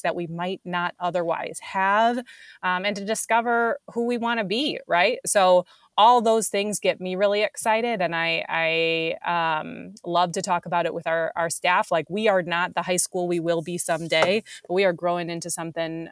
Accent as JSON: {"language": "English", "region": "Wisconsin", "country": "United States", "also_born_or_lived": "St. Louis / Chicago", "moved": "as an adult", "lives_now": "Minneapolis, United States", "said": "I'm actually from Wisconsin"}